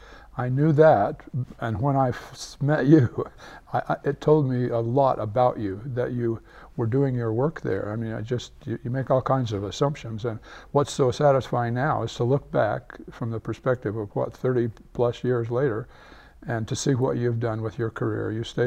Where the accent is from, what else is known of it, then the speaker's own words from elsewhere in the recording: St. George, Utah, United States; my hometown in St. George